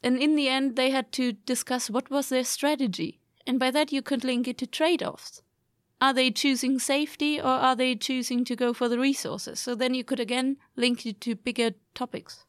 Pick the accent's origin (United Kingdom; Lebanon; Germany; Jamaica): Germany; now in Sweden; I'm from Germany, but also, I mean, going, living here in Sweden